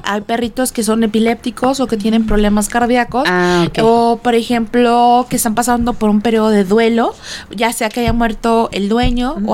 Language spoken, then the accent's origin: Spanish; Guaymas, Sonora, Mexico; moved away; yo soy de Guaymas Sonora